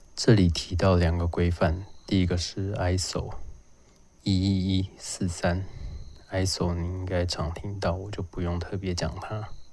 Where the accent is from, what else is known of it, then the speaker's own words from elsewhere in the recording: Lukang, Changhua County, Taiwan; 因为我老家在鹿港